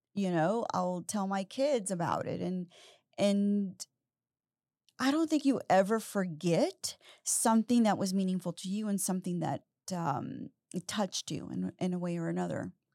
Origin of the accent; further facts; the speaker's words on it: Houston, Texas, United States; the city of Houston, which I'm obsessed with, and I grew up in the North Side